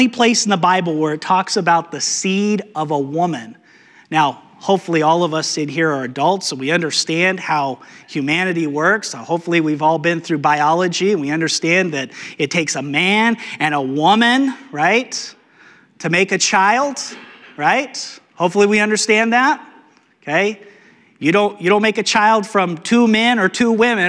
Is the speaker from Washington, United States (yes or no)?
no; New Mexico, United States; Growing up in New Mexico, we had rattlesnakes, a lot of rattlesnakes